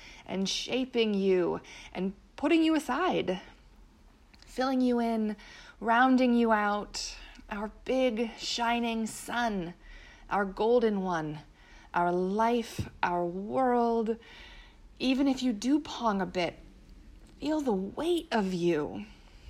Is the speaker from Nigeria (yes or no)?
no; Pennsylvania, United States; my home state, Pennsylvania